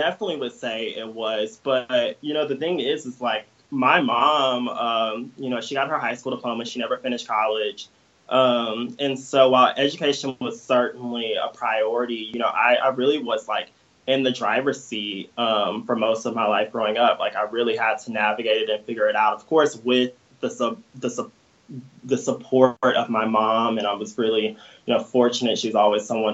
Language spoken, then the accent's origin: English; Daphne, Alabama, United States; I was born and raised right outside of Mobile, which is at the southern tip of the state. I grew up in a town called Daphne, Alabama